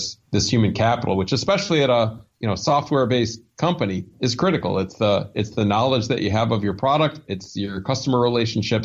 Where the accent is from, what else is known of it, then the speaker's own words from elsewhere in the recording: Ann Arbor, Michigan, United States; moved away; Ann Arbor, Michigan, which was my hometown.